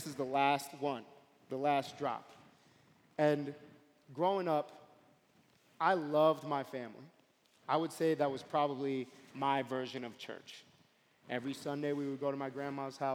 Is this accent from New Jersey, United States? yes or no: no; New York City, New York, United States; moved away as an adult; now in Springfield, United States; I grew up in Brooklyn, and specifically, I grew up in a part of Brooklyn called East New York